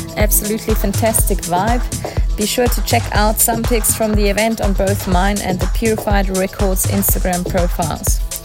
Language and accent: English; South Africa; moved away; my home country, South Africa